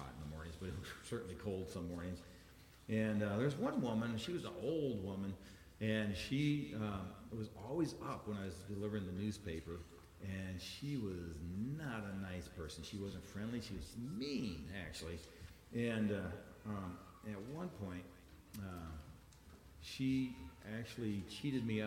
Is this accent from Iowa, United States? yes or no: yes; Iowa, United States; I'm from Iowa